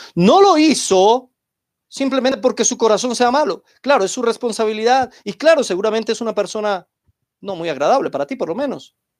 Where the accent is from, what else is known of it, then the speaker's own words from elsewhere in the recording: Colombia; en mi país, aquí en Colombia